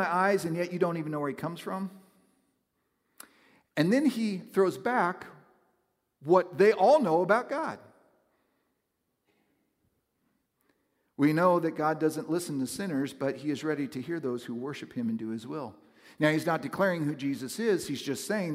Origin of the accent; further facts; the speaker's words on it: West Coast, United States; moved away; growing up on the West Coast, it's a much different culture